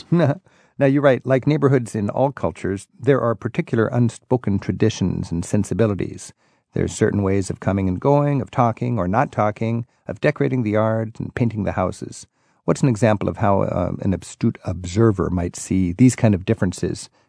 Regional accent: Germany; Ich bin … aus Deutschland und ich reise mit Rick Steves. I'm … from Germany

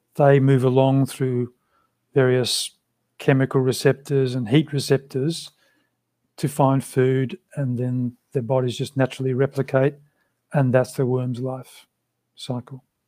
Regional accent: Australia; first language English; also born or lived in London; in Australia at that time when I was growing up

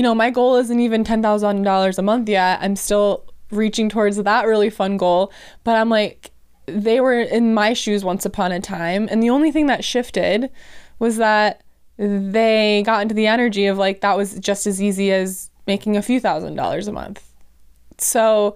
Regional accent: Wisconsin, United States; I'm from Wisconsin

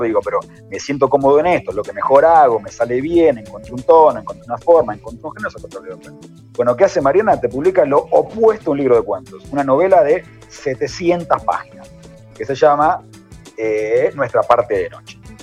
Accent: Argentina; somos argentinos

